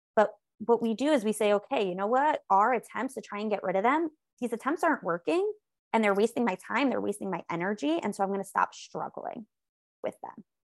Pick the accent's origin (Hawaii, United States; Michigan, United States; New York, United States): New York, United States; I am a New Yorker. I live, like, right outside of Manhattan